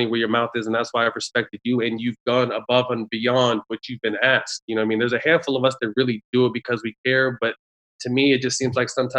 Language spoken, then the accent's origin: English; Sacramento, California, United States; also born or lived in Bay Area, California; I moved from the Bay Area to Sacramento. So I went at about 8 years old